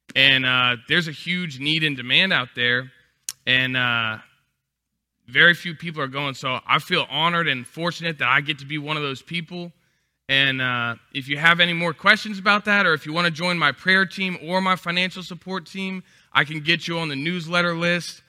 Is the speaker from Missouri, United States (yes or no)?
no; Texas, United States; moved away as an adult; now in Louisiana, United States; I'm from Texas, so every year we would come visit our relatives